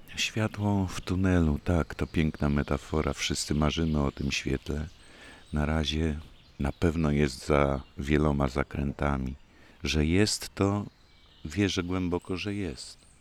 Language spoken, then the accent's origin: Polish; Koszalin, West Pomeranian Voivodeship, Poland; moved away; z Koszalina nigdy nie wyjechałem i ciągle idę z ulicy Trauguta do przedszkola, które mieści się właśnie naprzeciwko rozgłośni Polskiego Radia Koszalińskiej